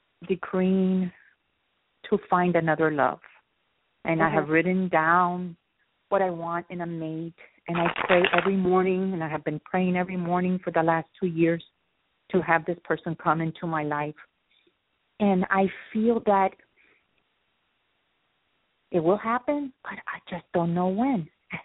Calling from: Miami, Florida, United States; I'm calling from Miami, Florida.

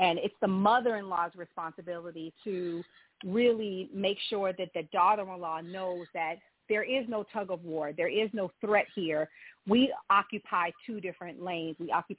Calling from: Providence, Rhode Island, United States; I'm calling from Providence, Rhode Island.

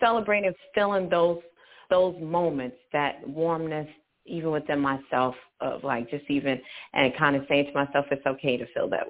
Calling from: Charlotte, North Carolina, United States; I'm actually physically in Charlotte, North Carolina.

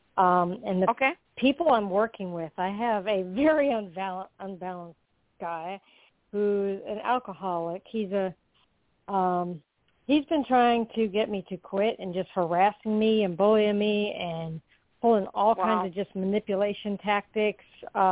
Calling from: Florida, United States; I'm calling from Florida.

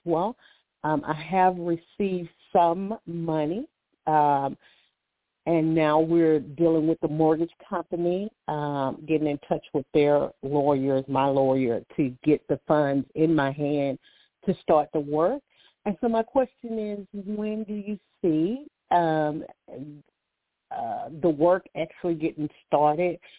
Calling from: Alabama, United States; I'm calling from Alabama

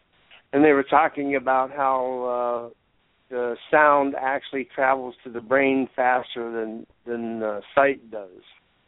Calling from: Ithaca, New York, United States; from Ithaca.

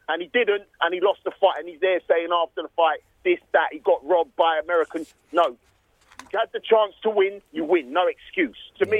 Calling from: London, United Kingdom; I'm calling from Hendon in northwest London

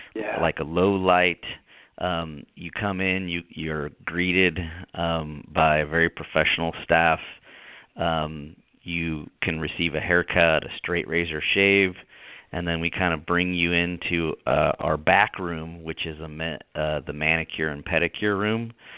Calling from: Folsom, California, United States; I'm calling from lovely Folsom, California.

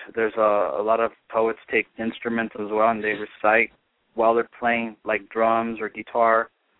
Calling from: Hollywood, California, United States; Hollywood, California.

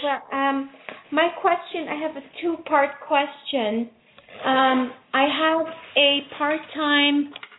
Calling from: Manhattan, New York, United States

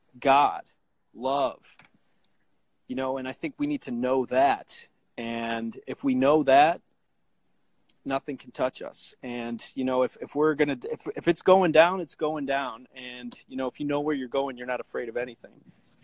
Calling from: Deerfield, Illinois, United States; So I'm from, I live in Deerfield, Illinois. It's a suburb of Chicago.

